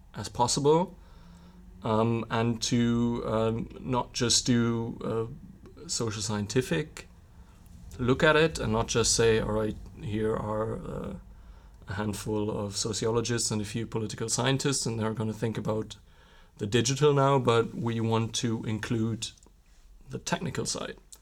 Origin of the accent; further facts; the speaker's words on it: Witten, North Rhine-Westphalia, Germany; My hometown is, um, right next to Bochum, and it's sandwiched in between Bochum and Dortmund. So Witten, where I'm from